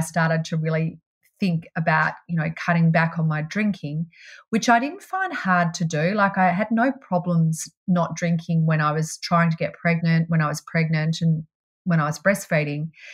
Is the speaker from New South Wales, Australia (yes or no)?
no; Melbourne, Victoria, Australia; I grew up in Melbourne